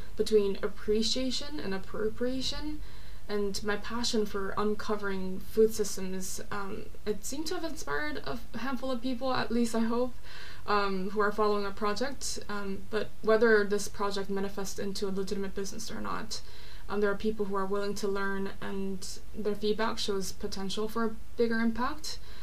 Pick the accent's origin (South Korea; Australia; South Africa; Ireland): South Korea; also born or lived in Orange County, California, United States / Los Angeles, United States; now in London, United Kingdom; I'm South Korean. I was born and raised in South Korea, but I lived for a long time in California, Orange County, and LA, and now I've lived in London for about two years